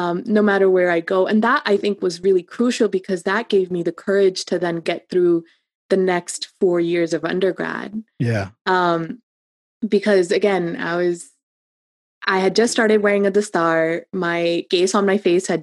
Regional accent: Cincinnati, Ohio, United States; I was just a girl in Cincinnati

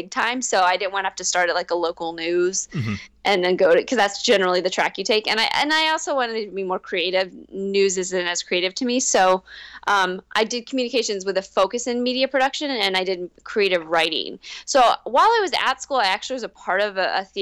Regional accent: North Carolina, United States; moved away as an adult; also born or lived in Los Angeles, United States / New York, United States; now in California, United States; I'm from North Carolina. I went to UNC Chapel Hill, moved out to LA right away

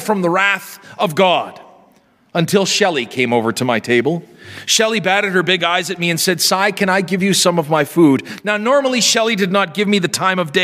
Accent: near the Sakimay Indian Reserve, Saskatchewan, Canada; we were invited out to the Sacamay Indian Reserve near my hometown

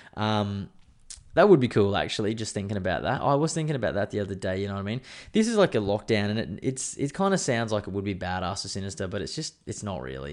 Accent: Queensland, Australia; I'm a Queenslander

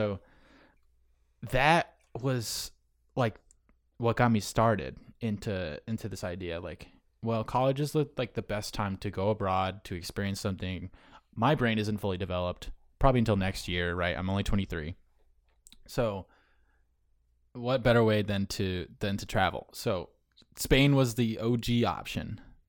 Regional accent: North Carolina, United States; born there; also born or lived in Syracuse; now in Long Island, United States; I was born in California, North Carolina, where Lejeune is, and then up to Syracuse when he retired.

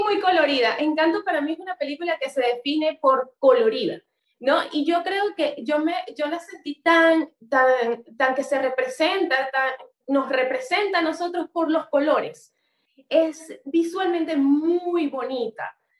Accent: Venezuela; como venezolanos

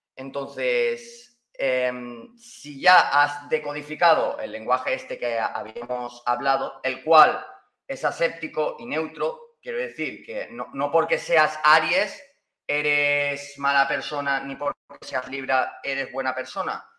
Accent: Valencian Community, Spain; yo hablo español, pues valenciano porque soy de Valencia

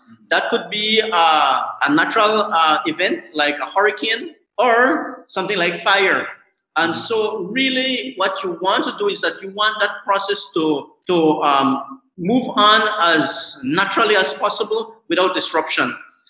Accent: San Pedro, Colombia; I am from San Pedro, Colombia. I am a farmer.

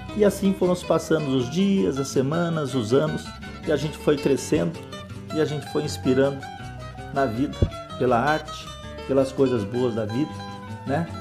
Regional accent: São Paulo, Brazil; Eu nasci na Vila Maria em 58.

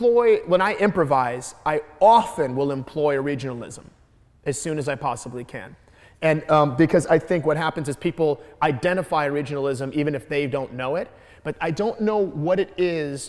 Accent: Detroit, Michigan, United States; I'm from Detroit, Michigan

